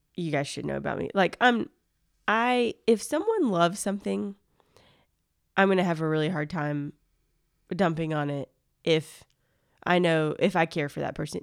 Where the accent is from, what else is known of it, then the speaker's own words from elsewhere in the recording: near Gulf Shores / Orange Beach, Alabama, United States; now in Athens, Georgia, United States; I grew up in the South, and so, like, near Gulf Shores, Alabama, Orange Beach, Alabama.